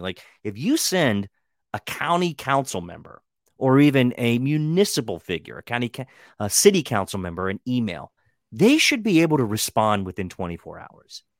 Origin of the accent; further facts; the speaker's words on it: Western Maryland, United States; growing up in Western Maryland